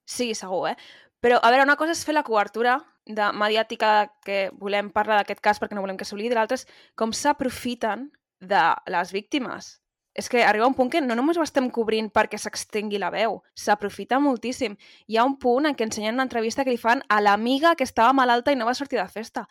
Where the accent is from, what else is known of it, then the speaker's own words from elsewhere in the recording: Catalonia, Spain; com a persona catalana